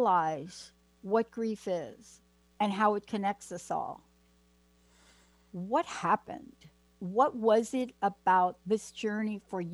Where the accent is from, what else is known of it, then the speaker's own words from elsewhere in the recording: East Coast, United States; moved away; I grew up on the East Coast, and one of the things we had back East were things called the diner